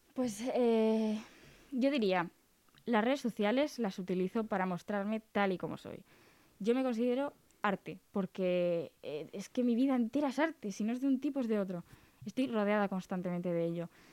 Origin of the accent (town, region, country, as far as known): Cantabria, Spain